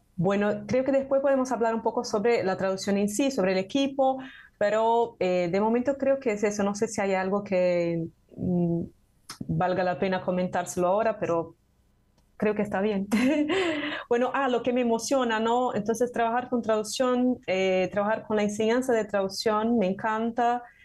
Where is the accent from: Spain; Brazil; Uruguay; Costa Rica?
Brazil; Spanish is a second language; soy de Brasil